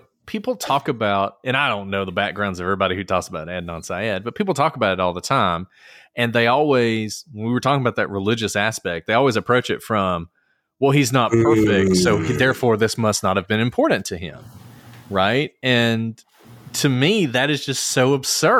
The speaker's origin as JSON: {"language": "English", "region": "Alabama", "country": "United States", "said": "I'm from Alabama. I went to state schools my entire life until I went to Harvard"}